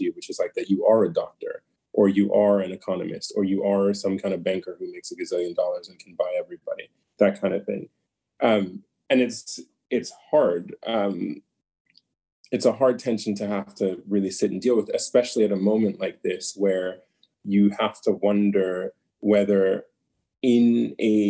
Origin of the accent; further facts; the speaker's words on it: United States; being born and raised in the United States, but being very much a Nigerian in my upbringing